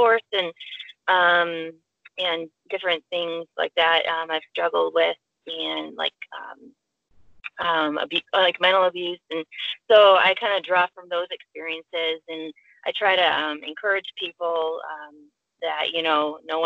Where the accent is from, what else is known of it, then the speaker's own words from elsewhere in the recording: Chicago, Illinois, United States; we're from the Chicago area